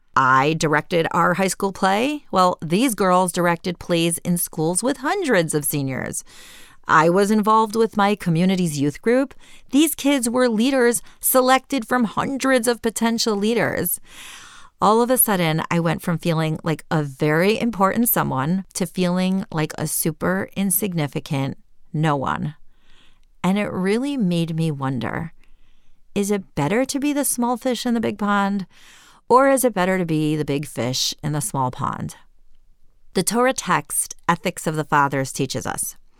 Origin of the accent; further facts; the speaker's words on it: Cleveland, Ohio, United States; moved away as an adult; also born or lived in Jerusalem, Israel; I left my hometown of Cleveland, Ohio, for the big world of Jerusalem